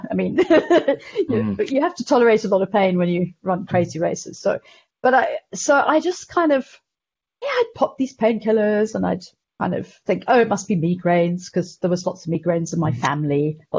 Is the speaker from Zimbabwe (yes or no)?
yes; Zimbabwe; and I mean, I was here through the whole war, and you know, it's completely bizarre growing up through a war